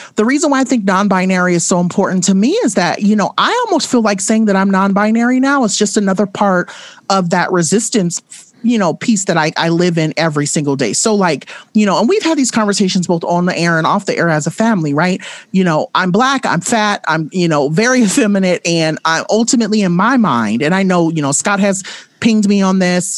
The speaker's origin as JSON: {"language": "English", "town": "Compton", "region": "California", "country": "United States", "tie": "born or raised there", "said": "I grew up in Compton."}